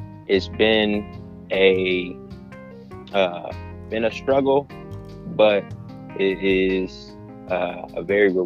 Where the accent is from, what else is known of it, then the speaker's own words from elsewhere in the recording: Columbus, Ohio, United States; moved away as an adult; now in Alabama, United States; So I am originally from Columbus, Ohio, born and raised, moved down to Alabama for school